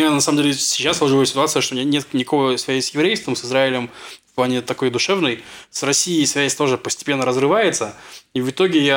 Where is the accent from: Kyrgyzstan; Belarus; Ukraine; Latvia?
Ukraine; Donetsk, Donetsk Oblast; now in Israel; Я приехал из Донецка.